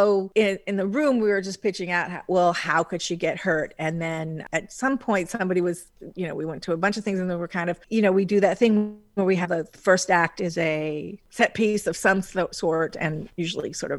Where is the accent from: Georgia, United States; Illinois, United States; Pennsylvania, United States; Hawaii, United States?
Hawaii, United States; I'm from Hawaii.